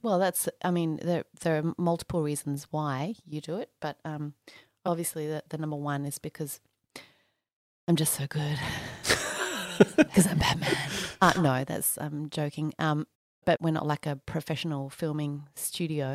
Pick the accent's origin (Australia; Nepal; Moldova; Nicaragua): Australia; I was actually uh, born and bred Aussie